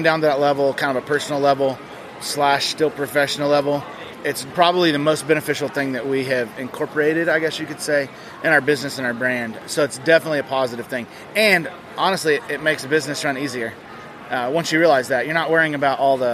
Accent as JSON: {"language": "English", "region": "Alabama", "country": "United States", "also_born_or_lived": "Colorado", "moved": "yes", "lives_now": "Arizona, United States", "said": "I'm originally from Alabama"}